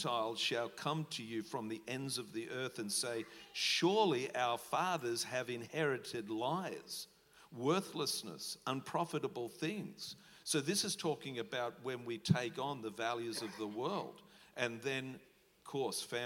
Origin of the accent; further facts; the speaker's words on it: Australia; We're Aussie battlers